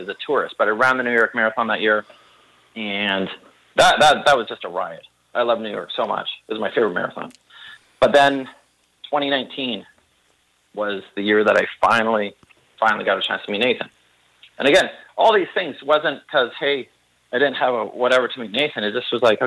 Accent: Canada; as a Canadian

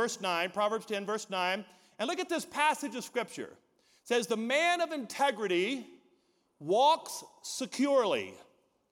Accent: Deep South, United States; we're from the Deep South where, you know, we went to high school, went to college, got married.

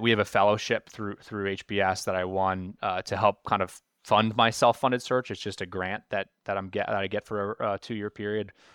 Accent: Philadelphia, Pennsylvania, United States; moved away as an adult; I grew up in the Philadelphia area

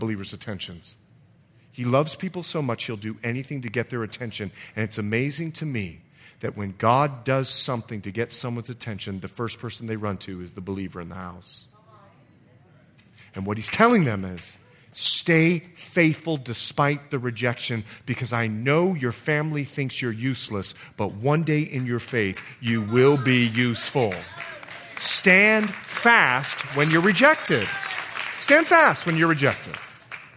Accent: Bahamas; moved away; I'm from the Bahamas

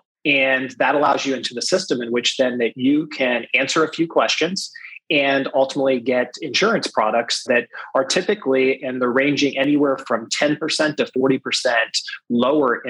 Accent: Greenville, Ohio, United States; moved away; I was born in Greenville, Ohio, and grew up there and through high school

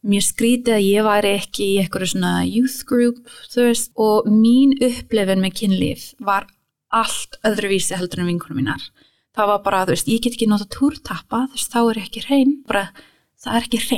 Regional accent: New York, United States; Svo þú veist, ég ólst upp um mitt

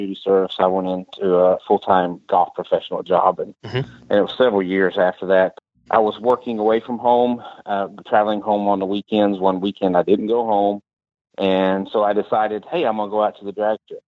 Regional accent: Kentucky, United States; moved away as an adult; now in Charlotte, United States; I'm from Kentucky

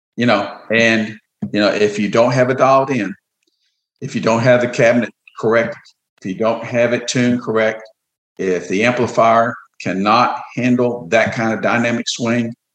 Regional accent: Orange, Texas, United States; I grew up in Orange, which is like 15 miles away

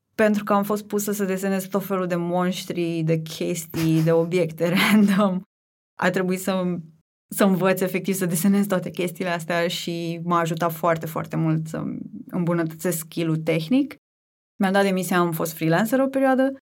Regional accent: Tulcea, Tulcea County, Romania; moved away as an adult; now in Bucharest, Romania; în principiu sunt din Tulcea, pentru că acolo mi-am petrecut o mare parte din copilărie, adolescență, cam până să ajung la facultate

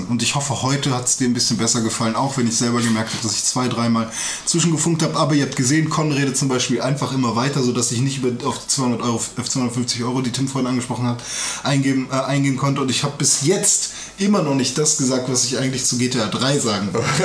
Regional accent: Turkey; Ja, ich bin ja Türke. Also ich war mal.

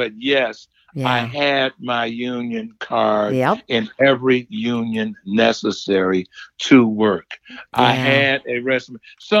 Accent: Detroit, Michigan, United States; moved away as an adult; from, she said, "Where are you from?" I said, "Detroit."

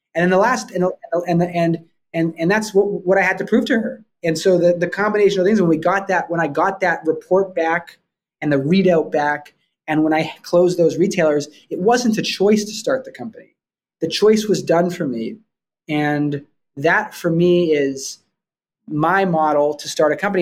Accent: Vancouver, British Columbia, Canada; also born or lived in Toronto; I grew up in I grew up in Vancouver, Canada

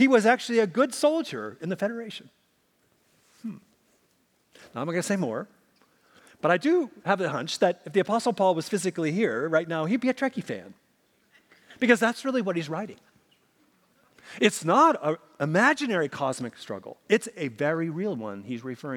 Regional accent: Minnesota, United States; moved away; where I grew up in Minnesota

